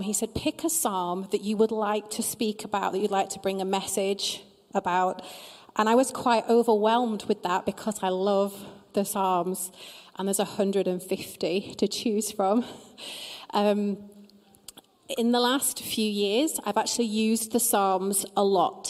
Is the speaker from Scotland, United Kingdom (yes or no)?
no; Preston, North West England, United Kingdom; I am from Preston